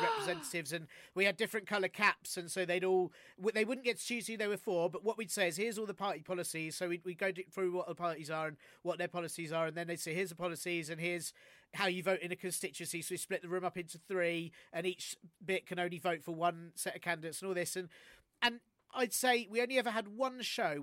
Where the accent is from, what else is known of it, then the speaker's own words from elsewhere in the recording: London, United Kingdom; also born or lived in Canterbury, Kent; I'm from Finsbury Park, and I'm born and bred Finsbury Park, and went to school in that area. I've always been North